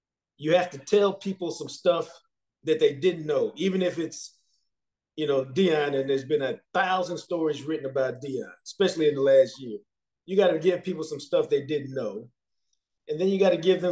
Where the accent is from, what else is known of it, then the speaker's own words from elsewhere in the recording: Dallas, Texas, United States; I live in Dallas. I'm from Dallas.